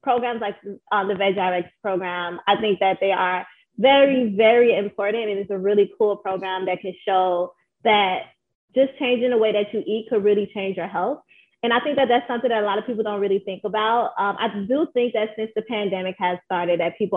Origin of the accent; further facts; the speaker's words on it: Chicago, Illinois, United States; I was born and raised here in Chicago in the North Lawndale neighborhood